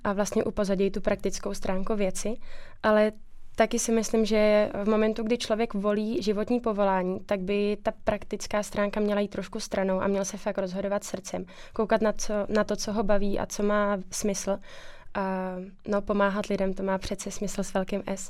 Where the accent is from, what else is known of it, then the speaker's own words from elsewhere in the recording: Czechia; moved away as an adult; now in Plzeň, Czech Republic; já pocházím z Podkrkonoší, to je odsud asi pět hodin